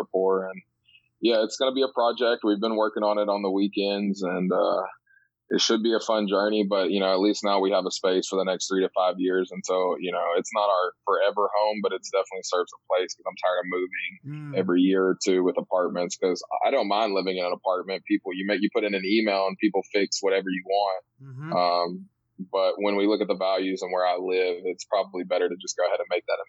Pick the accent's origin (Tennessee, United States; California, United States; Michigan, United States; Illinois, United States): Tennessee, United States; East; I grew up in East Tennessee on a farm